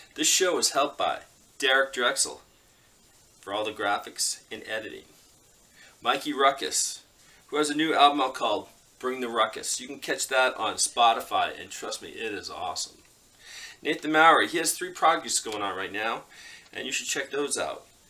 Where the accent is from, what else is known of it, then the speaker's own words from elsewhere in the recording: Canada; I'm Canadian